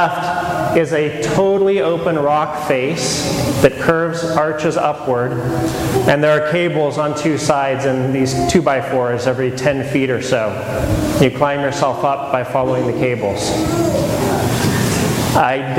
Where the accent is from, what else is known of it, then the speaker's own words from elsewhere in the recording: Modesto, California, United States; I grew up in Modesto